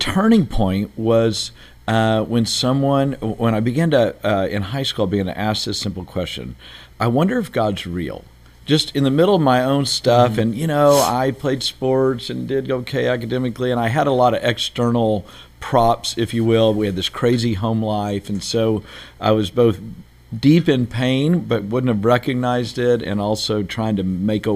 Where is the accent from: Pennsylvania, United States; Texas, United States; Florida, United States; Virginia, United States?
Texas, United States; Beaumont; I grew up in Texas, a place called Beaumont, Texas, which is kind of where all the oil refineries are down near Houston